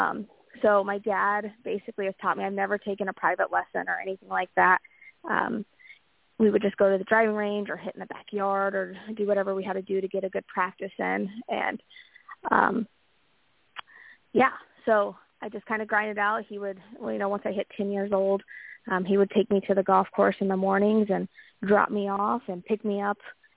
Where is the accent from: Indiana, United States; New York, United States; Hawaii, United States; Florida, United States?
Indiana, United States; Anderson; also born or lived in Missouri; I am from Anderson, Indiana